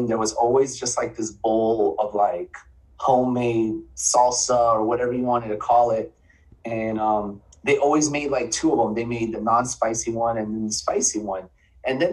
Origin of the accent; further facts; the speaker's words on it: Miami, Florida, United States; now in Central Florida, United States; I'm born and raised in Miami